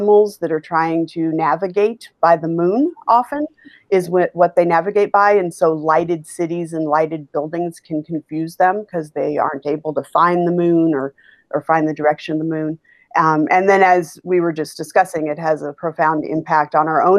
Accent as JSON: {"language": "English", "region": "Alaska", "country": "United States", "tie": "born or raised there", "moved": "yes", "lives_now": "Chicago, United States", "said": "I grew up in Alaska"}